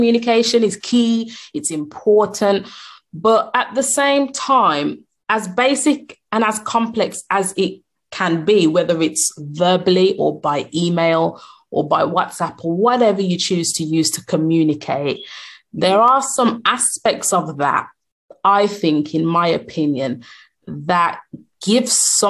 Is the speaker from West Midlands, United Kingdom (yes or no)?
yes; Birmingham, West Midlands, United Kingdom; I'm from Birmingham, UK